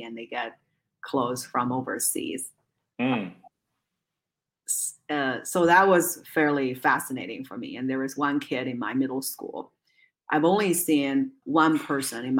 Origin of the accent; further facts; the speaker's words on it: Zhengzhou, Henan, China; now in United States; I was born and raised in a city named Zhengzhou in central China